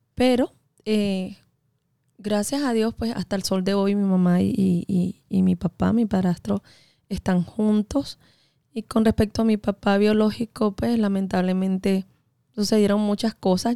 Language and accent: Spanish; Venezuela; now in United States; yo soy venezolana